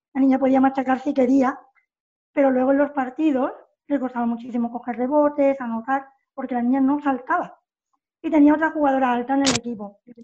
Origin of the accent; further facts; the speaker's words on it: Puerto Real, Andalusia, Spain; moved away as an adult; now in Germany; yo he estado siempre en el club de, de mi pueblo, que es Club Baloncesto Puerto Real, que yo pues jugué desde escuelas deportivas hasta junior